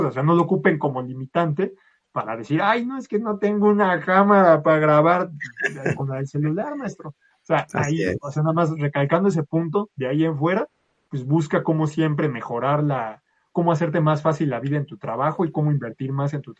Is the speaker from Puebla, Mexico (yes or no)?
no; Mexico City, Mexico; yo soy de Ciudad de México.